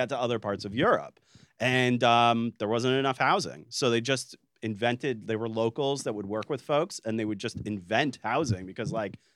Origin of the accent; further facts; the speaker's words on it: United States; I'm an American